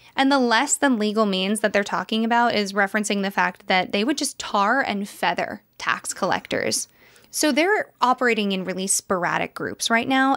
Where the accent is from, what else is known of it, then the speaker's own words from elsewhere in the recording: United States; which is very close to where we grew up